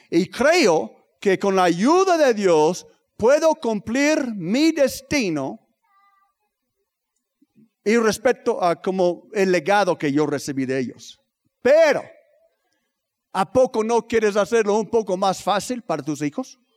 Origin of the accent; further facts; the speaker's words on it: Tlaxcala, Mexico; nosotros somos de Tlaxcala, no nos espanto un poco de frío, vámonos.